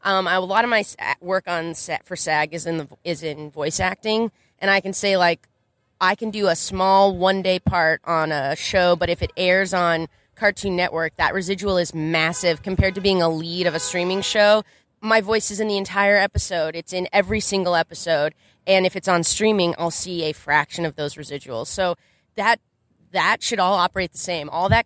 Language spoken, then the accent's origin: English; Southern California, United States; I'm from Southern California.